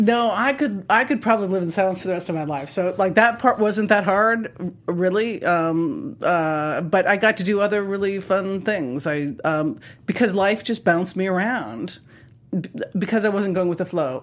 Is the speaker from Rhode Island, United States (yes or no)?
no; Montana, United States; I grew up in Montana, and we lived in a ranch in a town